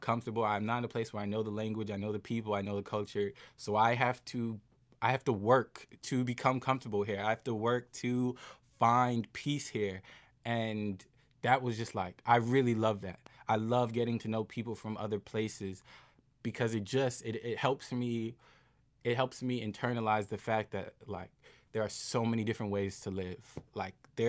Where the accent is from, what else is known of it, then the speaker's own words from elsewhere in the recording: United States; I'm so lucky that I grew up here. I'm so lucky that I was born here.